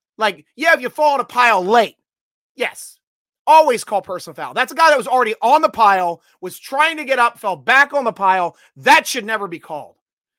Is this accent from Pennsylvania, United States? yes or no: yes; Sheridan, Pennsylvania, United States; Damar is a local boy, McKees Rocks, PA. I'm from Sheridan.